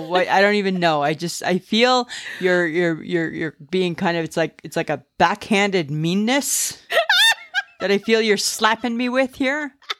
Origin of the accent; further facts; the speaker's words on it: Ontario, Canada; moved away; I'm from Ontario